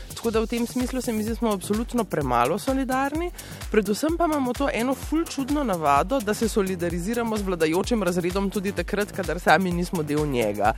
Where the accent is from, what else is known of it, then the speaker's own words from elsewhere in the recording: Slovenia; smo Slovenci